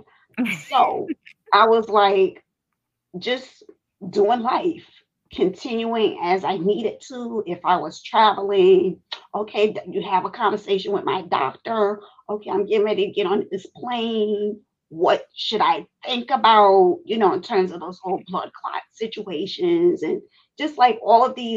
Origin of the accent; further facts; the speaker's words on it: New York City, New York, United States; I grew up in Brighton Beach, Brooklyn, New York